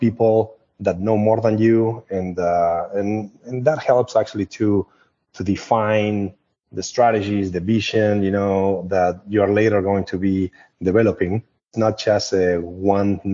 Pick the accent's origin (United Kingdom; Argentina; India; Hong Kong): Argentina; English is a second language; also born or lived in Vancouver, Canada; now in United States; I'm originally from Argentina. I live in the United States since approximately the end of 1999 or 2000.